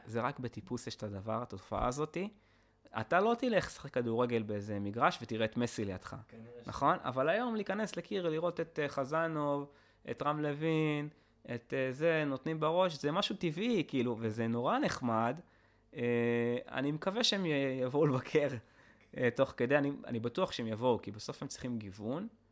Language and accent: Hebrew; Israel; אני פטריוט, אני ישראלי